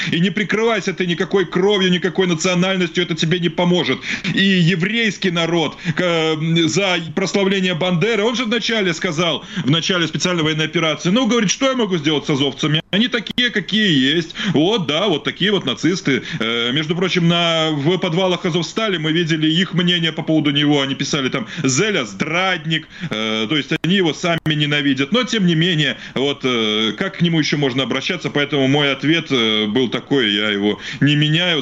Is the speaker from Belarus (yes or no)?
yes; Belarus